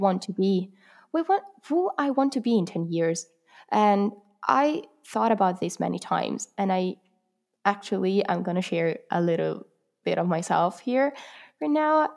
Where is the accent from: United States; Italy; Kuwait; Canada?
Italy; English is a second language; I am from Italy.